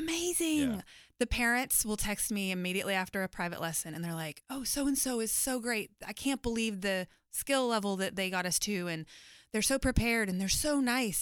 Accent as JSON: {"language": "English", "town": "Waco", "region": "Texas", "country": "United States", "said": "I'm from Waco"}